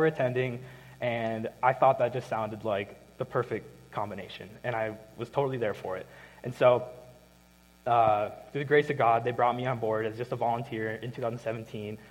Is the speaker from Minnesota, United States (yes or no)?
yes; Minnesota, United States; moved away as an adult; I'm from Minnesota.